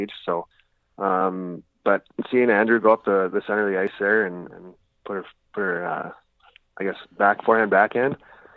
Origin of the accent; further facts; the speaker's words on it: Lethbridge, Alberta, Canada; back home in Lethbridge.